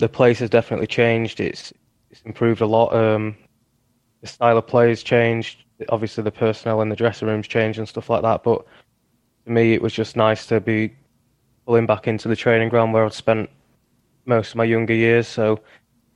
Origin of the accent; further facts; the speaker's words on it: Huddersfield, Yorkshire and the Humber, United Kingdom; accent: Yorkshire; also born or lived in United States; my hometown club